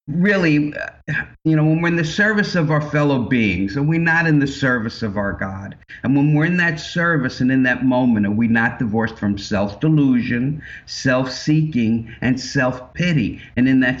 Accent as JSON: {"language": "English", "area": "Long Island", "region": "New York", "country": "United States", "tie": "born or raised there", "also_born_or_lived": "Brooklyn, New York", "said": "I was born in Brooklyn at a very early age. And I grew up on Long Island"}